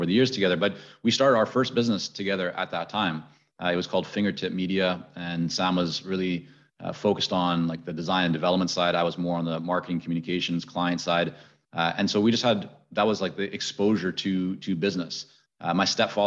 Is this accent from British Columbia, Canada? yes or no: yes; Vancouver, British Columbia, Canada; also born or lived in Middle East; I had spent time growing up in the Middle East. I was growing up then later in Vancouver high school years